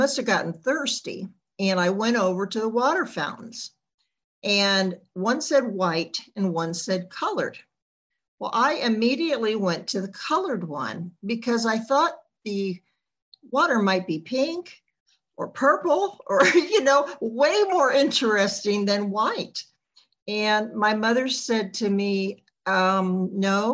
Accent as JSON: {"language": "English", "region": "the Jim Crow South", "country": "United States", "tie": "born or raised there", "said": "I grew up in the Jim Crow South back in the 1960s."}